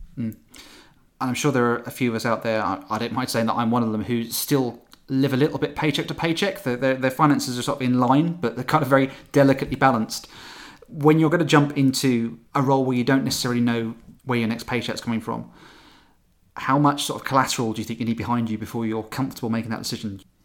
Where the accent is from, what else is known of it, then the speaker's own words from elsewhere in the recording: St Neots, East of England, United Kingdom; my hometown of Saint Niets